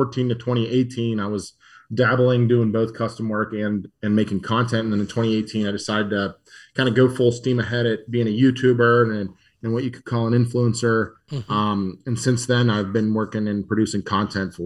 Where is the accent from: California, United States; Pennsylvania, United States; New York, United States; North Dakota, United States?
Pennsylvania, United States; Murrysville; I grew up in Murrysville, which is about 20 minutes outside the city